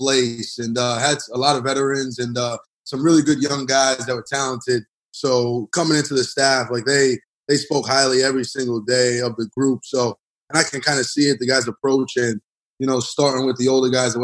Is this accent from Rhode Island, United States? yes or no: yes; Providence, Rhode Island, United States; growing up in Providence